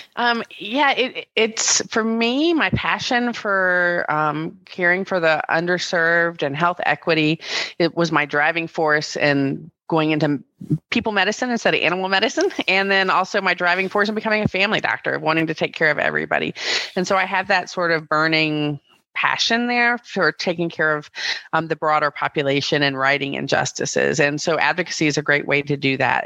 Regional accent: Greensboro, North Carolina, United States; I'm a North Carolina native. I grew up in Greensboro

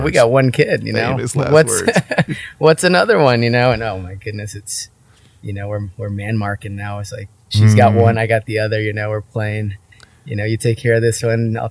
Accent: Vista, California, United States; also born or lived in San Diego / Oregon; I was born in San Diego, but grew up in Vista, Oceanside area

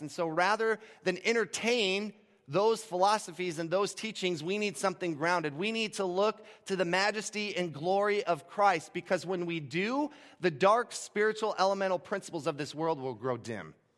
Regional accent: Gulf Coast of Florida, United States; moved away; For the first eighteen years of my life, I grew up on the Gulf Coast of Florida

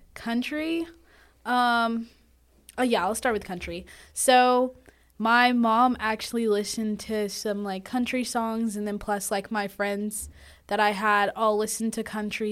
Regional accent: North Carolina, United States; moved away as an adult; now in Demorest, Georgia, United States; I'm actually from North Carolina

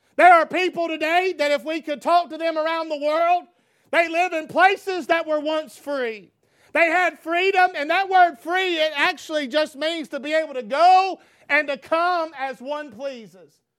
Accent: United States; free as an American

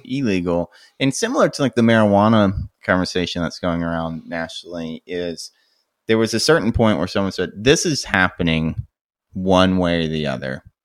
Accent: United States; as an American

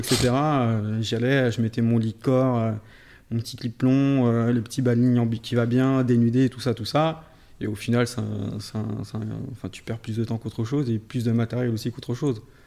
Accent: France; also born or lived in Paris / Vendée; Je suis originaire de, Paris et de Vendée

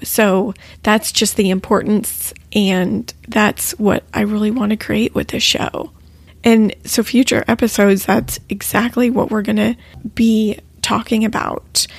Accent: Texas, United States; we're both actually from Texas

